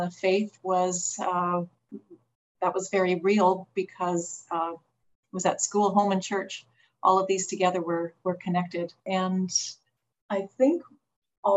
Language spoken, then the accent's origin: English; Calgary, Alberta, Canada; also born or lived in Red Deer, Alberta; That's where I was born and grew up in Calgary